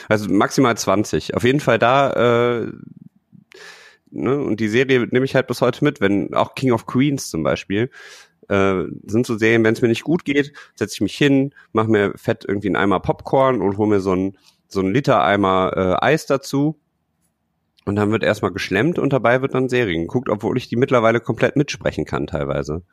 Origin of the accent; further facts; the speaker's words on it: Düsseldorf, North Rhine-Westphalia, Germany; als Düsseldorfer